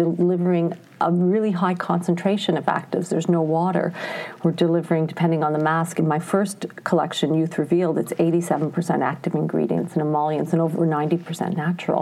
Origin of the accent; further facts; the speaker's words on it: Ontario, Canada; now in Montreal, Canada; I grew up in Ontario. I would say, you know, I call myself an English Canadian.